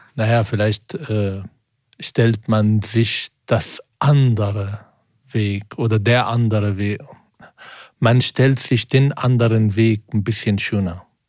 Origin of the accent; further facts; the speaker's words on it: Germany; als Deutscher